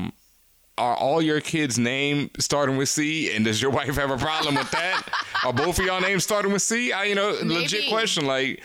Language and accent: English; New York City, New York, United States; I'm from Brooklyn